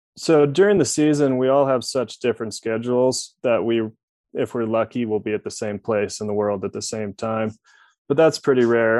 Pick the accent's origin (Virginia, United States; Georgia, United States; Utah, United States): Utah, United States; it's probably one of the most fun places to grow up